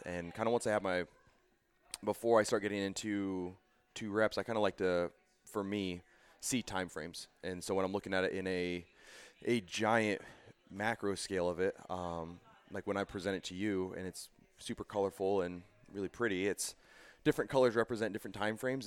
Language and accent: English; Boise, Idaho, United States; moved away as an adult; I'm originally from Boise, Idaho.